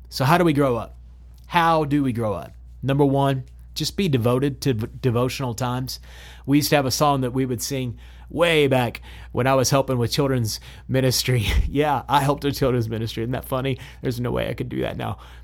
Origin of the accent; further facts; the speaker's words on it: Odessa, Texas, United States; my hometown, Odessa, Texas